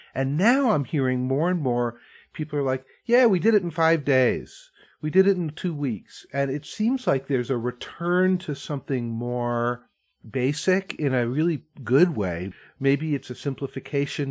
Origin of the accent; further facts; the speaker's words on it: Vermont, United States; I grew up in Vermont and I grew up going to like barn dances